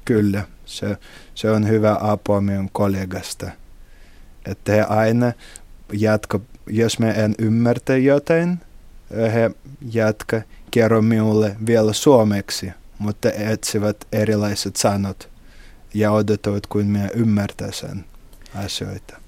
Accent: Saint Petersburg, Russia; Finnish is a second language; moved away as an adult; now in Imatra, Finland; me olen kotoisin Pietristä.

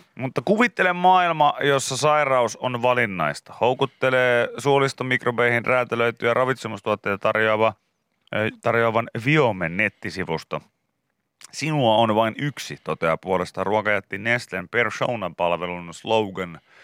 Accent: Pori, Satakunta, Finland; mä oon tietysti kotoisin niin Porista

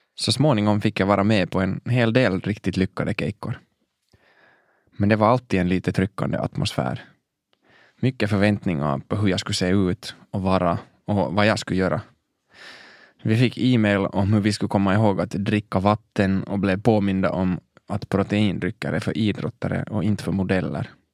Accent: Helsinki, Uusimaa, Finland; Jag växte upp i Mosabacka i norra Helsingfors

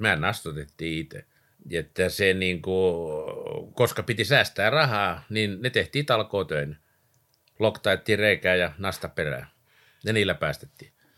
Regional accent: Vantaa, Uusimaa, Finland; also born or lived in Lapinjärvi / Porlammi; sitten tultiin tänne Vantaalle ja tuossa Siltamäessä oikeastaan alkoi niin kuin mun ura täällä pääkaupunkiseudulla

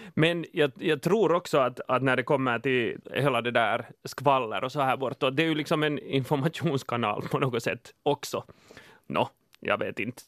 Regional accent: Finland; jag är finne

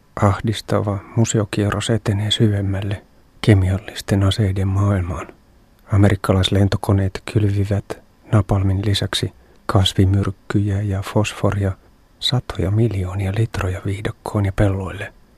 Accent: Finland; olen Suomesta

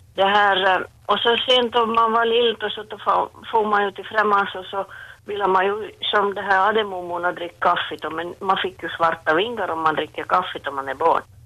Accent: Jakobstad, Ostrobothnia, Finland; jag växte upp i Jakobstad på 50-talet

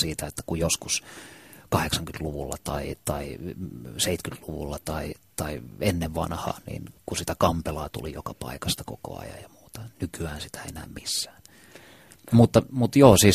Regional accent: Helsinki, Uusimaa, Finland; Kumpulassa, jossa, josta mä oon kotoisin, niin lähestulkoon kaikki semmoiset jotenkin rakkaimmat muistot ja kaikkein makeimmat muistot lapsuudesta

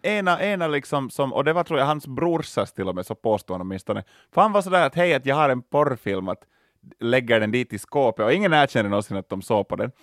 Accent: Loviisa, Uusimaa, Finland; Lovisa var jag växte upp

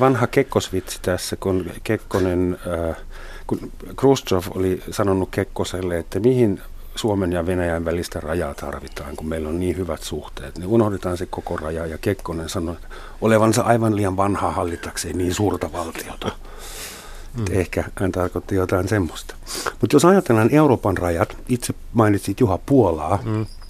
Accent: Germany

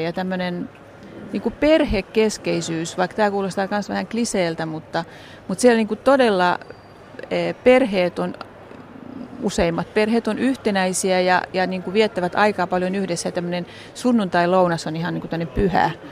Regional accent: Helsinki, Uusimaa, Finland; moved away as an adult; now in Santiago, Chile; mä oon ihan helsinkiläinen, mä oon Rööperistä kotoisin alun perin syntynyt sinne ja asunut koko ikäni Kanta Helsingissä

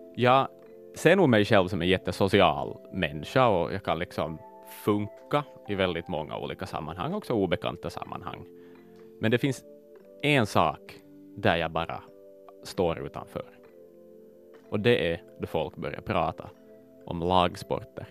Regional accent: Vaasa, Ostrobothnia, Finland; Tage är, liksom jag, född och uppvuxen i Vasa

